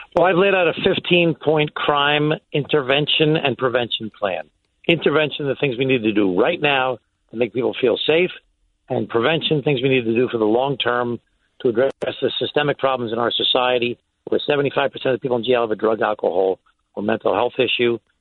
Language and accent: English; Glen Cove, New York, United States; I was the mayor of a small city in my hometown, Glen Cove